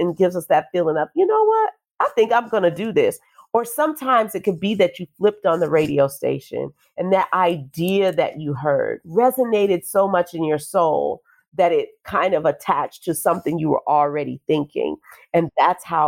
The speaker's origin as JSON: {"language": "English", "town": "New Orleans", "region": "Louisiana", "country": "United States", "tie": "born or raised there", "moved": "yes", "lives_now": "Nashville, United States", "said": "the street where I grew up on Bullard Avenue in New Orleans"}